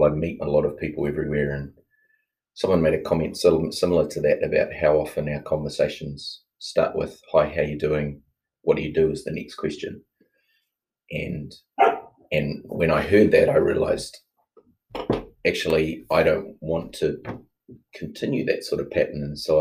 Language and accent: English; New Zealand; also born or lived in Rhodesia; I was born in Rhodesia and then have grown up in New Zealand, or been in New Zealand the rest of my life pretty much